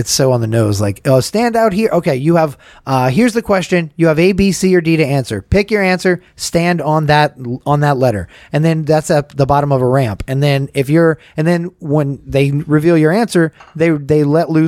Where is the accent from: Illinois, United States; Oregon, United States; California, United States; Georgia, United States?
Georgia, United States; I'm from Georgia